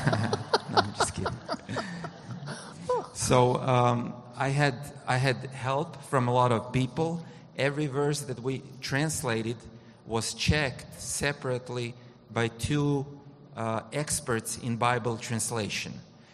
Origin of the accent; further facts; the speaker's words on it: Croatia; I come from Croatia